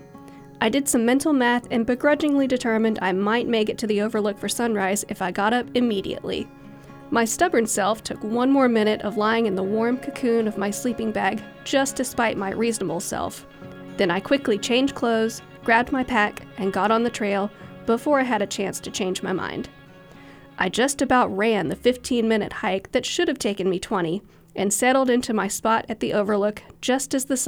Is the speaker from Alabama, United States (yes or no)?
yes; Huntsville, Alabama, United States; I was right here in my hometown